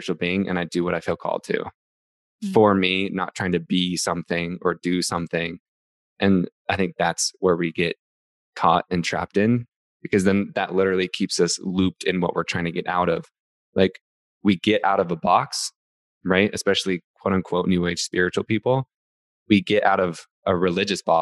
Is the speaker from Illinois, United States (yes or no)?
no; Utah, United States; I grew up in Utah, so I grew up Mormon